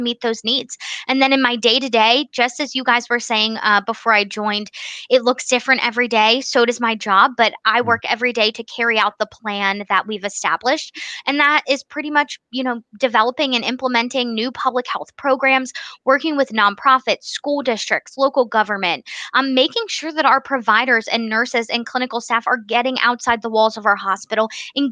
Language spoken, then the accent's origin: English; Bucks County, Pennsylvania, United States; moved away as an adult; now in Upper Pottsgrove, United States; I was living in Bucks County, PA, where I grew up